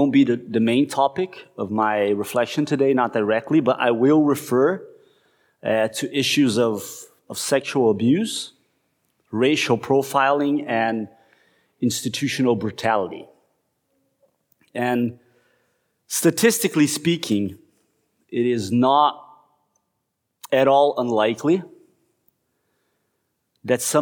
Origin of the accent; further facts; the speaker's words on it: Curitiba, Paraná, Brazil; moved away as an adult; going to Curitiba, right, to the city where I grew up